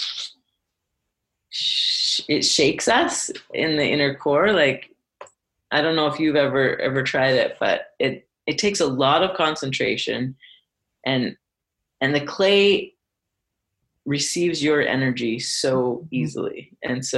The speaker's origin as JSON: {"language": "English", "region": "Alberta", "country": "Canada", "also_born_or_lived": "Vancouver", "moved": "yes", "lives_now": "Calgary, Canada", "said": "I'm from Alberta originally"}